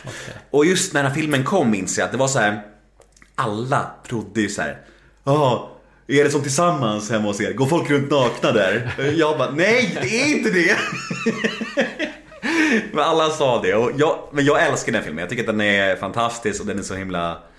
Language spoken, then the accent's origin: Swedish; Värmdö, Stockholm County, Sweden; jag växte upp på Värmdö